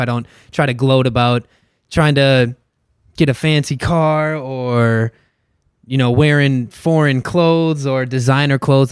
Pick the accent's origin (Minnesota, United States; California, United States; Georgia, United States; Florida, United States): Minnesota, United States; Inver Grove Heights; also born or lived in Mankato, Minnesota; I'm from Inver Grove Heights. Graduated at Simley.